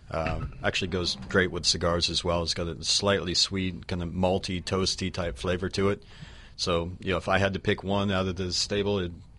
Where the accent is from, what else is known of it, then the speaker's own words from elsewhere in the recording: Oklahoma, United States; now in Florida, United States; I grew up in Oklahoma.